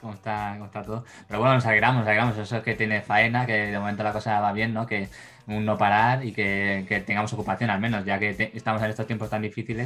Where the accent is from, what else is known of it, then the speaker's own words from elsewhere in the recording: Barcelona, Catalonia, Spain; nosotros somos de Barcelona